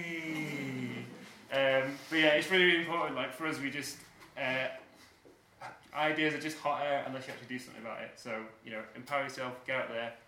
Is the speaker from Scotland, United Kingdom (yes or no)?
no; Manchester, North West England, United Kingdom; moved away; also born or lived in Sheffield; we're from Manchester originally